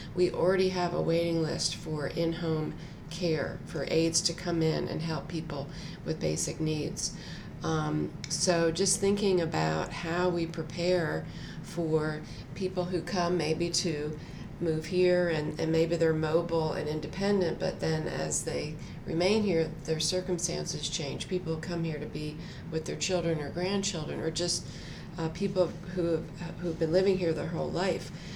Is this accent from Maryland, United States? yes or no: no; New Jersey, United States; moved away as an adult; now in Durham, United States; I grew up in New Jersey.